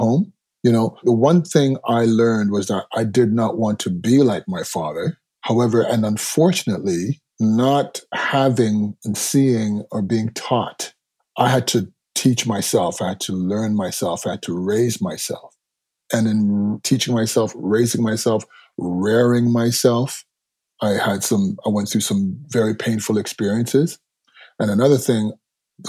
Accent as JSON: {"language": "English", "town": "Toronto", "region": "Ontario", "country": "Canada", "tie": "born or raised there", "said": "Born and raised in Toronto to Jamaican parents"}